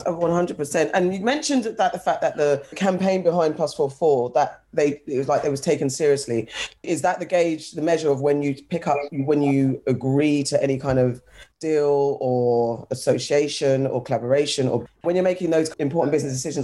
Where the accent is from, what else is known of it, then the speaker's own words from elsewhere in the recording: London, United Kingdom; being from London myself, I haven't lived anywhere else